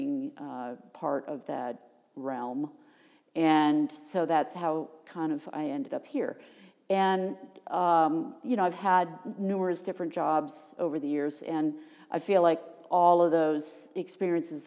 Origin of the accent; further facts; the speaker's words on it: Virginia, United States; moved away as an adult; also born or lived in Rochester, New York; now in Connecticut, United States; I grew up in Virginia, and then I went to graduate school the first time for my Master's of Science in Textiles up in Rochester, New York